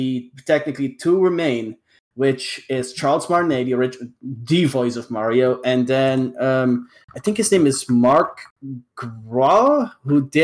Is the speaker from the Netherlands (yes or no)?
yes; Netherlands; I grew up in the Netherlands